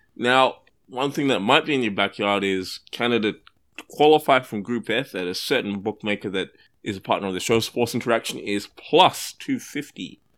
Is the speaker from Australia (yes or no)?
yes; Australia; I am Australian